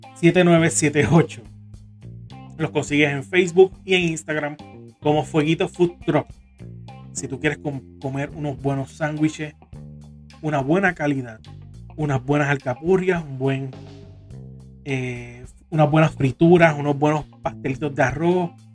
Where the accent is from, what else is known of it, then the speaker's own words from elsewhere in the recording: Carolina, Puerto Rico; moved away as an adult; now in Corozal, Puerto Rico; yo me crié en La Rosa, yo me crié en Carolina, pero llevo bastantes años en, en Corozal